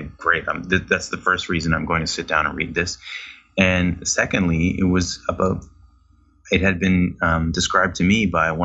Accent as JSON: {"language": "English", "country": "Canada", "said": "because I'm Canadian"}